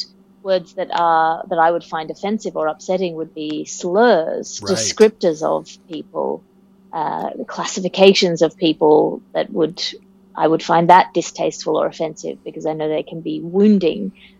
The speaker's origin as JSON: {"language": "English", "country": "Australia", "tie": "born or raised there", "said": "as an Australian, I grew up in the playground."}